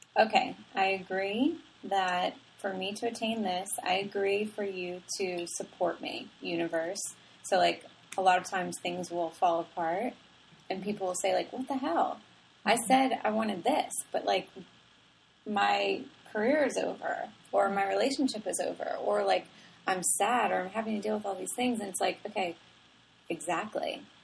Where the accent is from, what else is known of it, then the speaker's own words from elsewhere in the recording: New Orleans, Louisiana, United States; I grew up in New Orleans. I grew up in a, you know, very Italian family